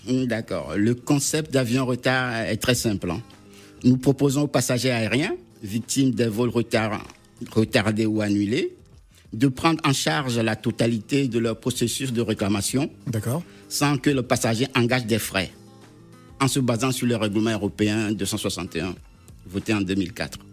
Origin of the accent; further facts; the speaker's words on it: Togo; je suis originaire du Togo